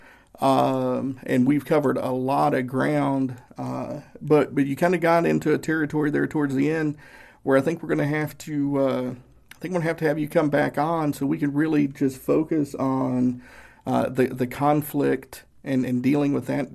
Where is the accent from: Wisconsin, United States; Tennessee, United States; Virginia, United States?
Tennessee, United States; Northeast; I grew up fairly poor in Northeast Tennessee